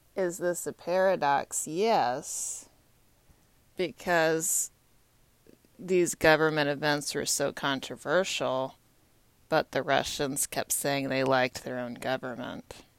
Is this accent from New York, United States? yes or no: no; Texas, United States; now in Washington, D.C., United States; I'm from Texas